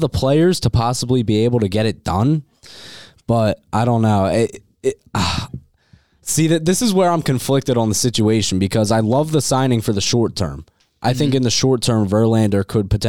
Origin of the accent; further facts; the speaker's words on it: New Jersey, United States; Jersey guy, I'm also from New Jersey, South Jersey.